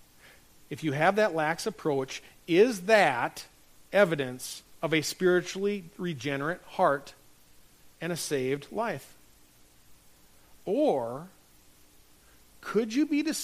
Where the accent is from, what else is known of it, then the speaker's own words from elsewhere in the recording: North Dakota, United States; moved away; my hometown up in North Dakota